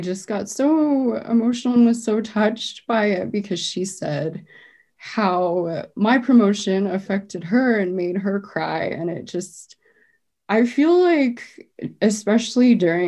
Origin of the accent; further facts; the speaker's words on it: Arvada, Colorado, United States; I grew up in Arvada, so there weren't a lot of Asian students at my school